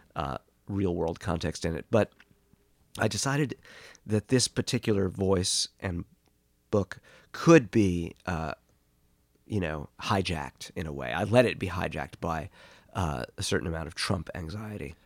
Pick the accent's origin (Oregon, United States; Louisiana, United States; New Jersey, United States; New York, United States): New York, United States; New York City; moved away as an adult; also born or lived in California; growing up in Boreham Hill